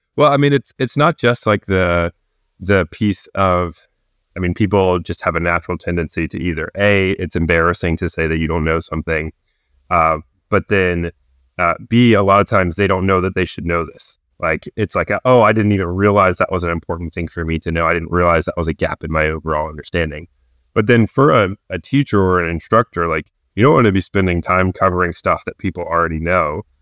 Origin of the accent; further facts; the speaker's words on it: New Bern, North Carolina, United States; also born or lived in Chapel Hill, North Carolina; I'm originally from Newbern, North Carolina